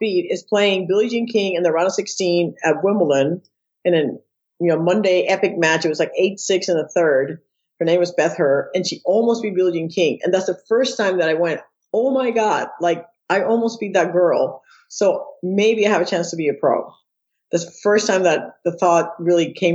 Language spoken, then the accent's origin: English; Puerto Rico; moved away as an adult; I'm born and raised in Puerto Rico. I left Puerto Rico when I was 18